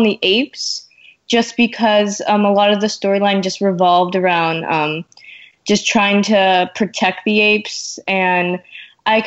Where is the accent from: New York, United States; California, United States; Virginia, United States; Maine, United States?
California, United States; Orange County; I am 14 years old and I'm from Orange County, California.